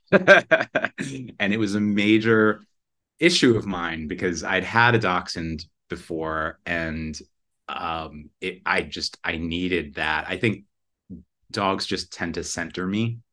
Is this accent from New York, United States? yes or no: yes; New York, United States; moved away as an adult; also born or lived in California; I'm from New York, but I lived out there for a little while